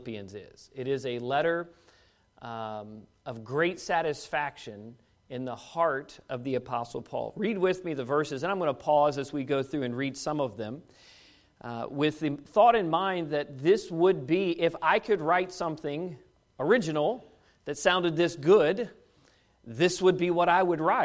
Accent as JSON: {"language": "English", "town": "Washington", "region": "District of Columbia", "country": "United States", "tie": "born or raised there", "moved": "as an adult", "lives_now": "Kentucky, United States", "said": "being a Kentucky-ish kid growing up in Washington, D.C. my whole life"}